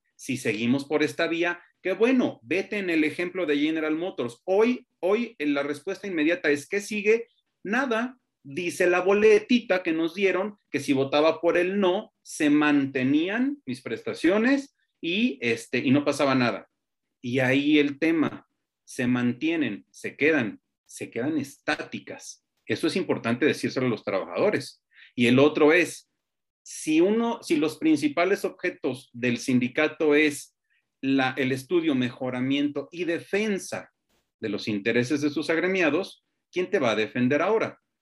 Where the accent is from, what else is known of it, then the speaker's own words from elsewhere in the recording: Mexico; cuando en México nos vanagloriamos de milenios de historia